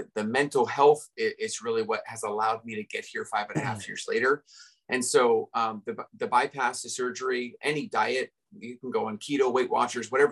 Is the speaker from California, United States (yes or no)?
yes; Redondo Beach, California, United States; I grew up in Redondo Beach, California